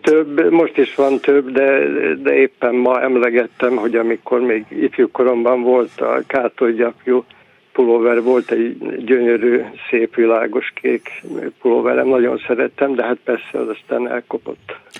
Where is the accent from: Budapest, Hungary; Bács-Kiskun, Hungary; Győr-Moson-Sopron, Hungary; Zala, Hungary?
Győr-Moson-Sopron, Hungary; Győr; also born or lived in Berehove, Ukraine; hazajöttünk Győrbe